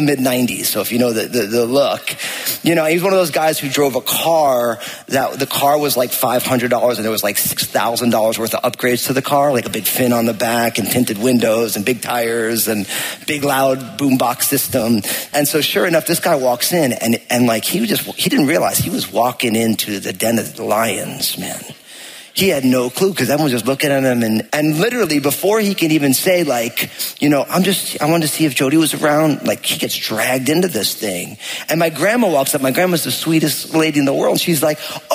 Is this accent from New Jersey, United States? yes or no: yes; New Jersey, United States; I grew up in New Jersey